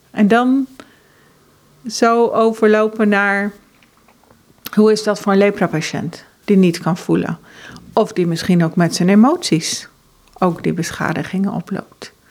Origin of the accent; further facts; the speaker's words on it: Ethiopia; also born or lived in Norway / Uganda / Kenya / United States; now in Netherlands; want ik ben geboren in Noorwegen en ik ben opgegroeid in Ethiopië, Oeganda, Kenia en Amerika. En eh, ik voel me inmiddels echt Nederlandse, maar dat heeft heel lang geduurd.